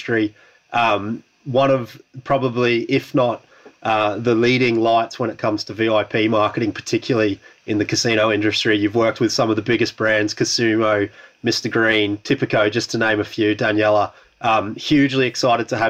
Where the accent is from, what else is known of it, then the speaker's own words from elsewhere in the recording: Australia; now in Europe; being an Australian stranded in Europe